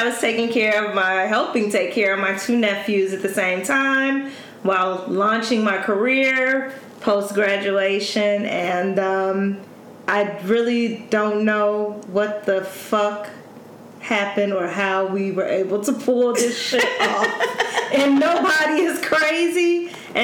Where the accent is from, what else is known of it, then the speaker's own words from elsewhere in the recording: Chicago, Illinois, United States; we're both from the South Side of Chicago.